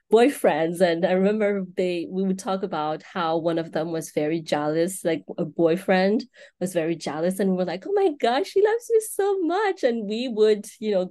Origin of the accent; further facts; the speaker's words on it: Madagascar; moved away as an adult; now in United States; seven, seven, eight years ago uh, when I uh, moved to the United States. So I grew up all my life in Madagascar and uh, I came here